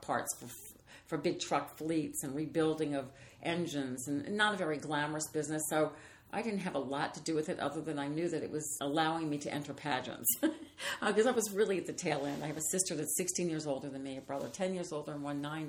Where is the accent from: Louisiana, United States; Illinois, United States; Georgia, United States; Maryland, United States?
Louisiana, United States; New Orleans; I always kid because I'm from New Orleans. So I'd say it was something in my mother's gumbo.